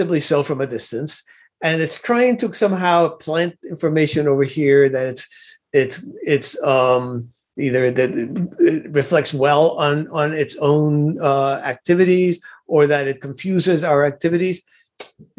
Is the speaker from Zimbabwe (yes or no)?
no; Cuba; now in United States; I was not born in the United States of America. I was born in Cuba